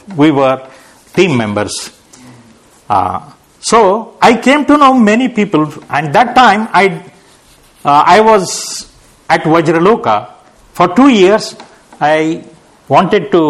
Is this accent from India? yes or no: yes; Nanded, Maharashtra, India; moved away as an adult; also born or lived in Pune / Hyderabad; I went to my hometown and I started a center there. Then I went to Hyderabad and I started a center there. So my journey was like this, coming to Pune, then going to Nanded